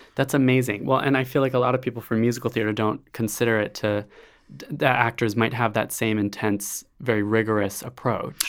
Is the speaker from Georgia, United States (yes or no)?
no; Honolulu, Hawaii, United States; I am from Honolulu, Hawaii